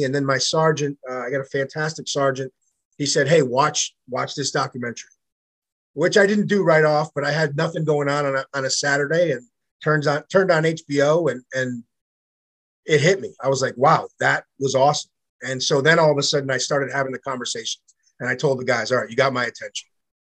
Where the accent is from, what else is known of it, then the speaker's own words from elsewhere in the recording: New York, United States; So I grew up in New York for a small portion of my life.